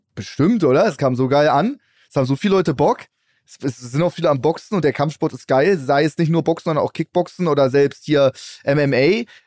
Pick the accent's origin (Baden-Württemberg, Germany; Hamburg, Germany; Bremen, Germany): Hamburg, Germany; ich komme ja aus Hamburg